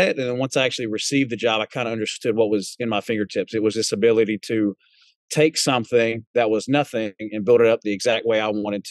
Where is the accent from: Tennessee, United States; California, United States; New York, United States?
Tennessee, United States; Alcoa; also born or lived in Murfreesboro, Tennessee / Chattanooga, Tennessee; So growing up in Murfreesboro, we then moved to Alcoa, which is just right outside of Knoxville. And that's kind of what I call home to me is East Tennessee